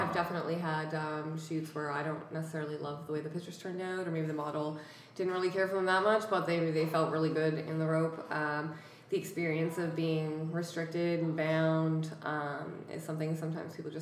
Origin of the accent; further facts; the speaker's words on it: Happy Valley-Goose Bay, Newfoundland and Labrador, Canada; moved away as an adult; now in Halifax, Canada; In Labrador, in Goose Bay, Labrador